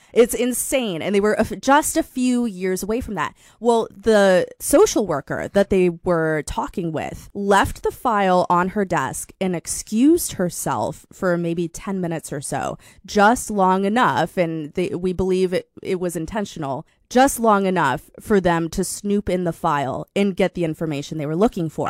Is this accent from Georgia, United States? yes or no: no; Fort Collins, Colorado, United States; also born or lived in Minneapolis, Minnesota; now in Sacramento, United States; I'm from a small town called Fort Collins, Colorado.